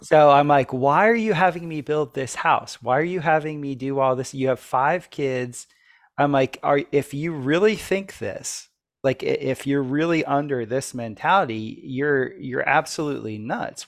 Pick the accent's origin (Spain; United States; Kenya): United States; South Florida; when I was growing up in South Florida